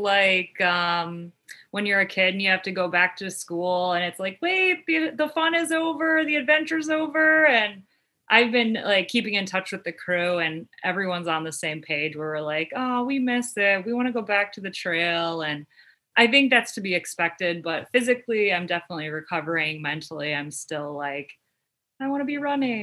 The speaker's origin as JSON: {"language": "English", "town": "Cleveland", "region": "Ohio", "country": "United States", "tie": "born or raised there", "said": "born and raised in the Cleveland area"}